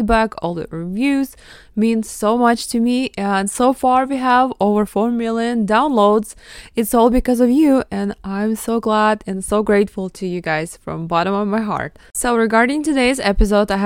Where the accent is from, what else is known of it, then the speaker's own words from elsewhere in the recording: Mariupol, Donetsk Oblast, Ukraine; first language Russian; English is a second language; moved away; I was born in Mariupol, Ukraine